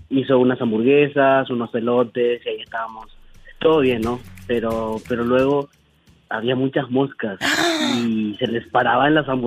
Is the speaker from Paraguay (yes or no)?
yes; Paraguay; moved away; also born or lived in Argentina; nací en, Paraguay. Ay, Paraguay me encanta. sí, me crié, me crié un gran parte en Paraguay y la otra parte me crié en Argentina.